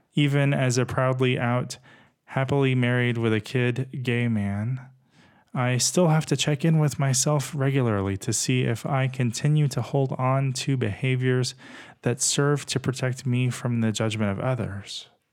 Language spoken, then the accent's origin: English; Texas, United States; Growing up in Texas as a gay kid